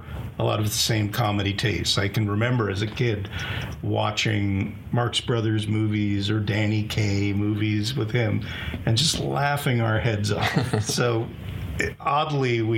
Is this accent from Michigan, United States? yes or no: no; Belmont, Massachusetts, United States; I spent most of my time living in Belmont, Massachusetts, a suburb of Boston